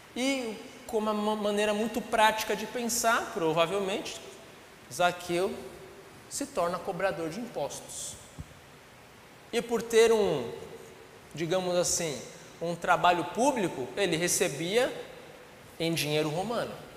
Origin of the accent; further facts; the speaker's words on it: Brazil; eu sou brasileiro